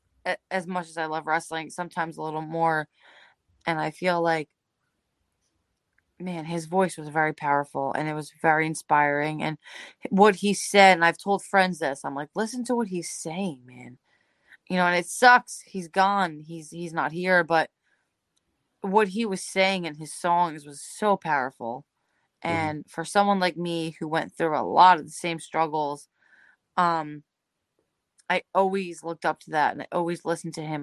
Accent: Belleville, New Jersey, United States; I grew up in Belleville, New Jersey.

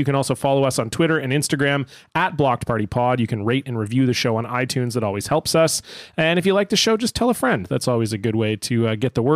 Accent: Canada; we are Canadian.

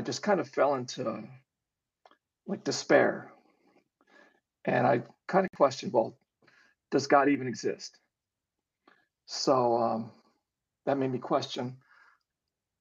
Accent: Chicago, Illinois, United States; moved away as an adult; also born or lived in Alabama / Nebraska; I am from the Midwest and grew up in Chicago, born in Chicago, grew up in the suburbs

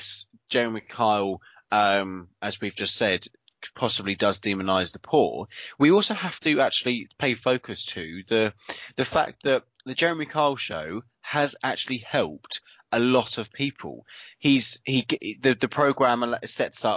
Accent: United Kingdom; we are very British

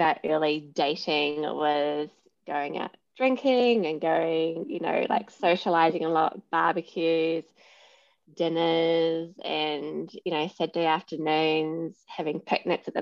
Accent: New Zealand; moved away as an adult; also born or lived in London / Sydney; now in Brisbane, Australia; I'm originally from New Zealand. I lived in London for 9 years. Have settled in Australia

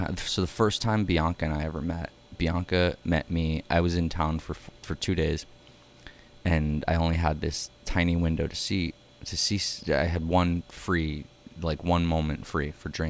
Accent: New York City, New York, United States; also born or lived in Bensonhurst / Queens; I'm first generation Manhattan. So everyone was really excited by my being a Manhattan kid.

